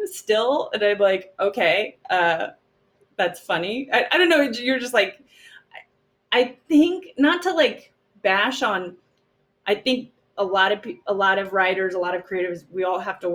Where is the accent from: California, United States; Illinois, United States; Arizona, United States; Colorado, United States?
California, United States; Los Angeles; also born or lived in Shanghai; I live pretty close to my hometown